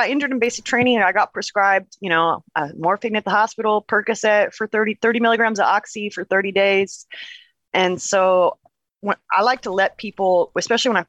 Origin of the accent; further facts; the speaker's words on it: Portland, Oregon, United States; born and raised in Portland, Oregon